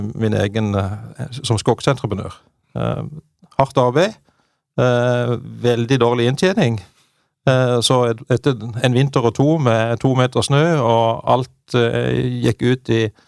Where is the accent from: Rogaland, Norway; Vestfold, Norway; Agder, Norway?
Agder, Norway; Bjelland; født og oppvokst i Marendal i, i Vest-Agder. I Bjelland. Lita bygd der.